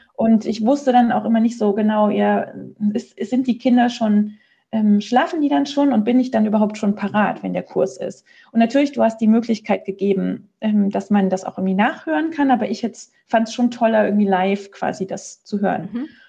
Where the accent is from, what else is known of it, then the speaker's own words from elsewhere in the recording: Germany; moved away as an adult; now in Switzerland; ich komme aus Deutschland